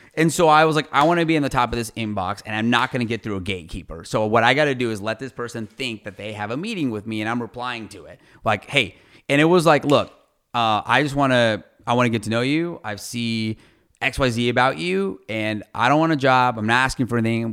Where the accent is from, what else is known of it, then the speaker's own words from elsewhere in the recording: Ohio, United States; moved away as an adult; also born or lived in Fort Worth, Texas / Iowa; now in San Antonio, United States; I grew up in Ohio my whole life. So, I grew up in Ohio, went to Ohio State